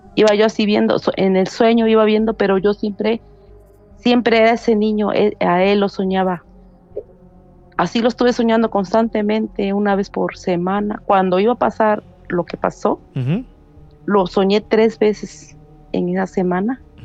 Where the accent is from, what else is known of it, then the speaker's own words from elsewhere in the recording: Veracruz, Mexico; now in United States; yo soy de Veracruz.